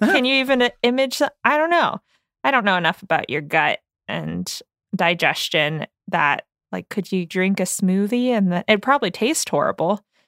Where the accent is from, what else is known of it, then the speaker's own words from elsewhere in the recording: United States; we were all born and raised in the United States